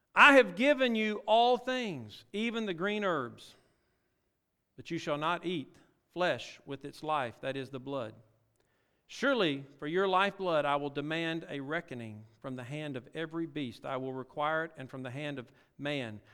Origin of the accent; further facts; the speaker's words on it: Louisiana, United States; also born or lived in Mississippi; Well, I actually born in Mississippi, raised in Louisiana